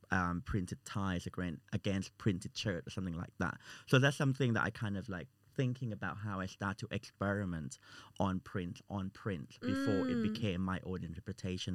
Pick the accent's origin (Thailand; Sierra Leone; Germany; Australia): Thailand; now in United Kingdom; I'm from Thailand